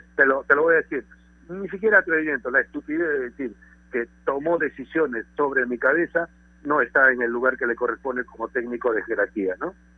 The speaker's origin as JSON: {"language": "Spanish", "country": "Peru", "said": "yo como peruano"}